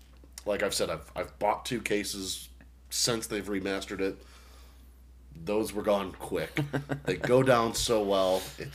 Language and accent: English; Boston, Massachusetts, United States; I'm from Boston, so.